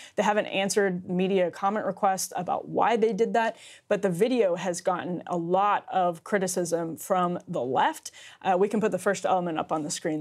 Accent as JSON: {"language": "English", "region": "Wisconsin", "country": "United States", "tie": "born or raised there", "moved": "yes", "lives_now": "Washington, D.C., United States", "said": "the 7,000 person city that I grew up in in Wisconsin"}